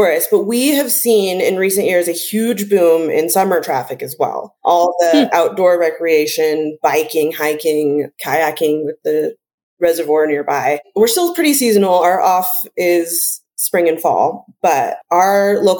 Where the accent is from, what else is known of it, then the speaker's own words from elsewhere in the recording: Park City, Utah, United States; I grew up here in Park City.